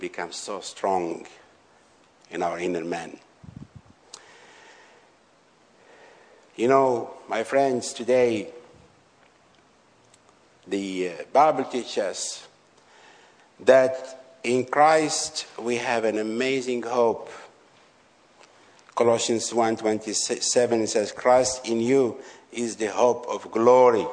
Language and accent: English; Algeria; I went to renew his paper in Algeria. And because some of the policemen, they know me well in my hometown